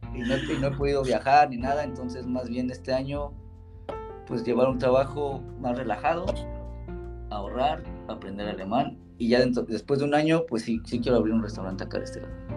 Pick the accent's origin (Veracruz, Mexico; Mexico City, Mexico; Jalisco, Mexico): Mexico City, Mexico; moved away as an adult; also born or lived in Chicago, United States; now in Innsbruck, Austria; soy chilangote, soy de la costada Madero, soy barrio